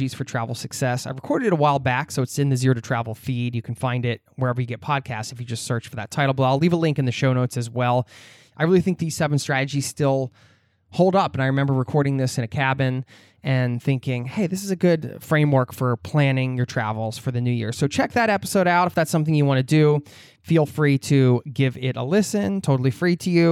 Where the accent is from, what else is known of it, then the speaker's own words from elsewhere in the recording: United States; my home country in the USA